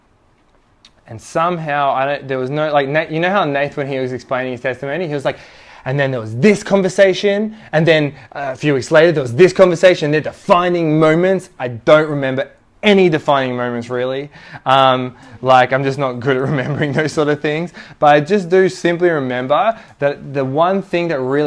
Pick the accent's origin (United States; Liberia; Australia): Australia; Sydney, New South Wales; I was born in Mona Vale Hospital